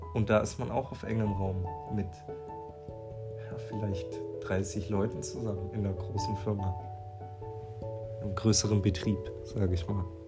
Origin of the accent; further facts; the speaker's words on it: near Stuttgart, Baden-Württemberg, Germany; ich komme aus der Nähe von Stuttgart